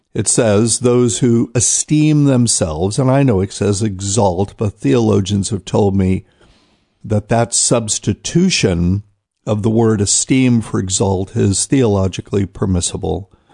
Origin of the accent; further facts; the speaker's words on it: New Bern, North Carolina, United States; my hometown of New Bern, North Carolina